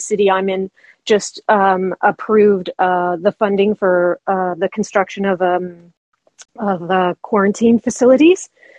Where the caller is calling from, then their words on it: Canada; I'm calling from Canada